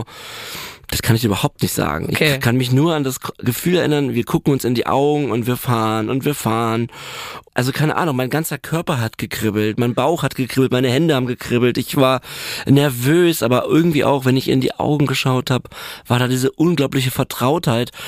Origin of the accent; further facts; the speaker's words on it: Berlin, Germany; also born or lived in Neuenhagen; Ich bin Berliner und ähm, habe später ein bisschen im Umland gewohnt, in, in Neuenhagen